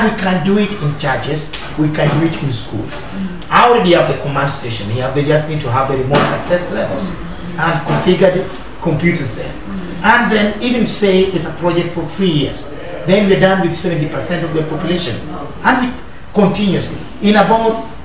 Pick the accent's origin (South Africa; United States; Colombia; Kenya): Kenya; as a Kenyan